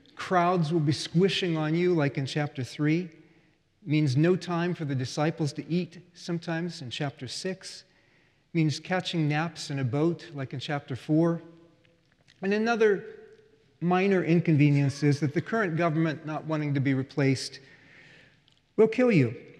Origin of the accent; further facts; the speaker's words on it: United States; as an American